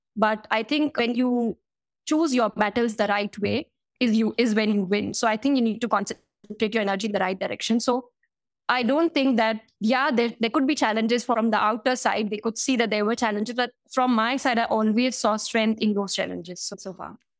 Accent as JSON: {"language": "English", "town": "Indore", "region": "Madhya Pradesh", "country": "India", "tie": "born or raised there", "also_born_or_lived": "South Africa", "moved": "as an adult", "said": "my hometown, which is Indore"}